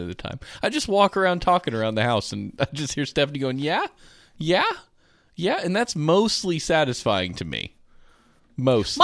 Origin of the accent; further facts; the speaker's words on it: United States; we're American